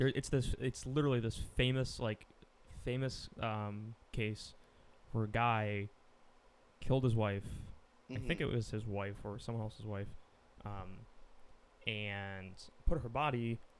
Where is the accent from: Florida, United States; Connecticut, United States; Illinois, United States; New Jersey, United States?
Connecticut, United States; Newtown; This case happened in my hometown of Newtown, Connecticut in 1979.